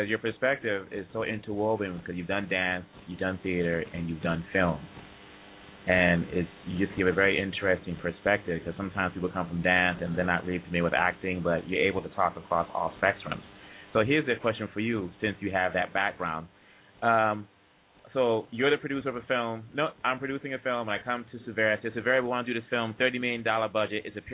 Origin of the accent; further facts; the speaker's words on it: DR Congo; moved away; also born or lived in Boston; I'm African from Congo, DRC